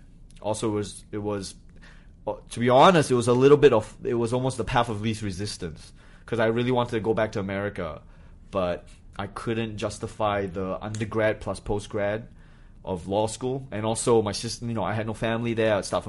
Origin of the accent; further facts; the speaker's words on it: Malaysia; born there; also born or lived in New Hampshire; I was born in Malaysia, and then my parents went to college very late in life.